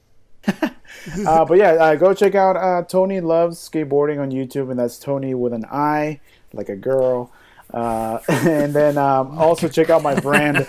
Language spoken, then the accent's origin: English; Venezuela; now in United States